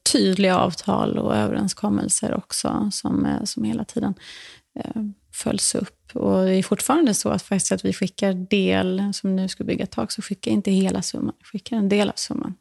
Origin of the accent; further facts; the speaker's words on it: Borresta, Skåne, Sweden; moved away; also born or lived in New York, United States / Dominican Republic / Stockholm, Sweden; gården där jag växte upp, som heter Borresta, ligger norr om Österlen